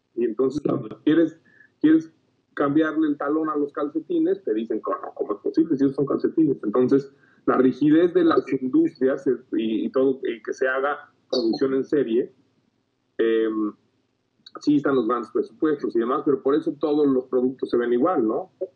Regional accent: Mexico; tenemos mucho, como mexicanos

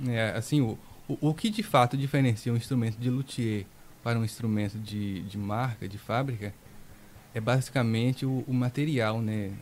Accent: Serra do Ramalho, Bahia, Brazil; Eu nasci na 8, né? Na Agrovila 8. 8. Sim. Daqui mesmo. Cursei o ensino médio todo aqui.

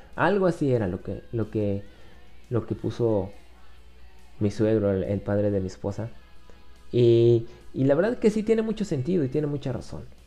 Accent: Mexico; soy de México

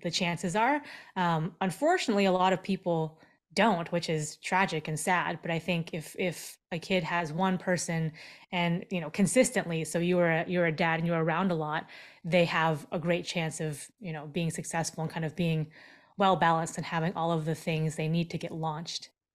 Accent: Seattle, Washington, United States; also born or lived in Seoul, South Korea; I was born in Seoul, South Korea, and then I was adopted as a five and a half month old baby and brought over to, uh, to the States, and I grew up in the Seattle area

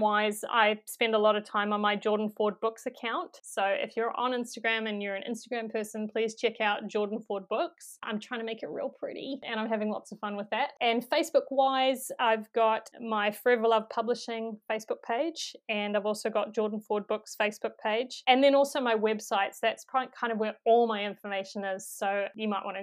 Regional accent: New Zealand; accent: New Zealand; If I could narrate it in my own accent

